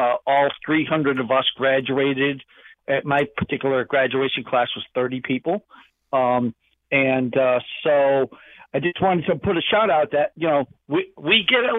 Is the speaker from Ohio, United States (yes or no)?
no; Provincetown, Massachusetts, United States; now in Middletown, United States; So I grew up in Provincetown, Massachusetts, very tip of Cape Cod.